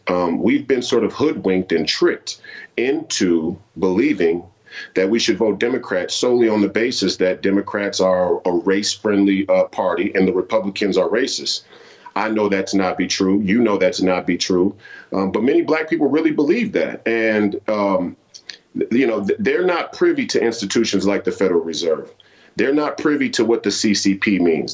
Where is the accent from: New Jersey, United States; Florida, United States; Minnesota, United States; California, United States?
Minnesota, United States; Minneapolis; I'm a fifth generation Minnesotan and a product of the Twin Cities